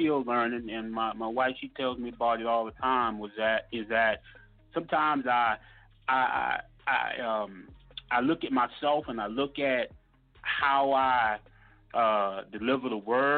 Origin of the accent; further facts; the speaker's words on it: Mississippi, United States; moved away as an adult; I grew up down in Mississippi, down south